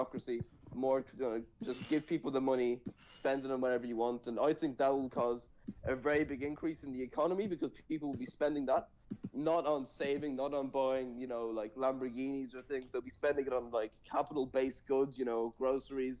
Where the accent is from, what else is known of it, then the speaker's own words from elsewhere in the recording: Ireland; I am from Ireland